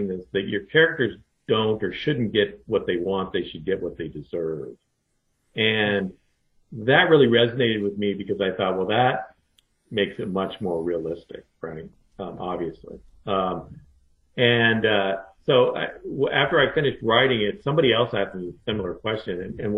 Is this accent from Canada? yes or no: no; Idaho, United States; moved away; also born or lived in Alaska / New York / Japan; I was born in Alaska and I grew up in Idaho, and so I'm not really a New Yorker